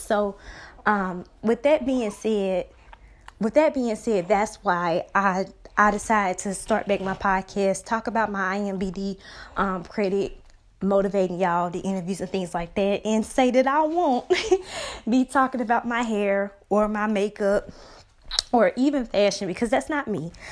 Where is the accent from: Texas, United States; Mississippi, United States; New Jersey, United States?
Mississippi, United States; Brookhaven; my hometown of Brookhaven, Mississippi